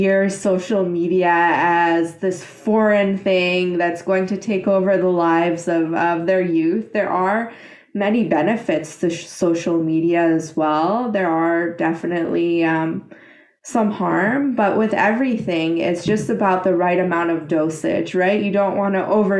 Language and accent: English; Iran; in my country, I'm from Iran